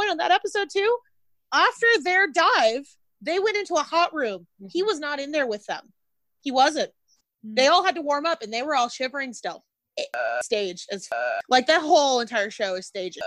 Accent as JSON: {"language": "English", "country": "Israel", "said": "But I am from Israel. I am from a desert."}